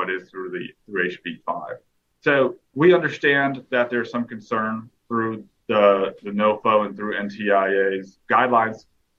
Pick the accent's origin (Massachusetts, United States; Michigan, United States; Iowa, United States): Massachusetts, United States; Boston; also born or lived in El Paso, Texas; now in Austin, United States; I'm originally actually from Boston, Massachusetts, so I am a Patriots fan. You know, I did go, I came to Texas through the United States military, hence why I was in El Paso, hence why I went to UTEP. But then I came to Austin, did grad school at UT